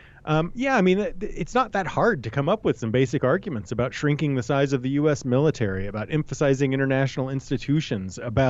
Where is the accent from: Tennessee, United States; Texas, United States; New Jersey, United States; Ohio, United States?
Texas, United States; Houston; I'm from Houston, and I have family there, so I paid tons of attention to it.